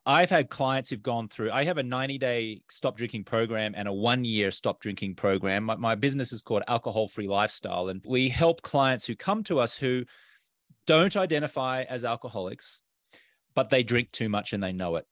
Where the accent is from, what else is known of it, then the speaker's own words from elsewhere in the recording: Australia; moved away as an adult; now in United States; I'm an Australian American. And when I grew up in Australia